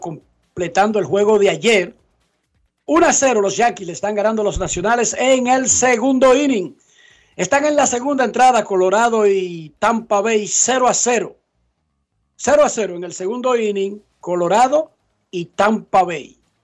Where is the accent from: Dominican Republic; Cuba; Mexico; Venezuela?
Dominican Republic; como dominicano